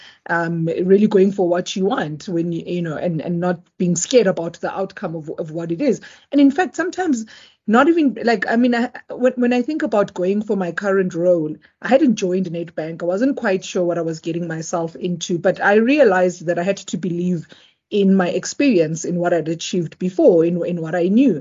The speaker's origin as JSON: {"language": "English", "country": "South Africa", "also_born_or_lived": "Eswatini", "said": "So I am South African, but I wasn't born here. So I was born in Eswatini, previously Swaziland"}